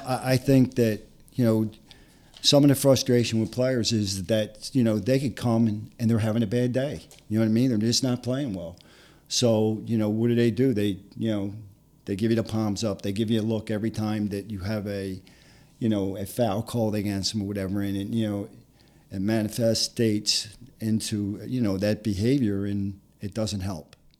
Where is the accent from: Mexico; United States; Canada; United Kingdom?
United States; Philadelphia, Pennsylvania; I grew up in Philadelphia in a little section called Harrogate.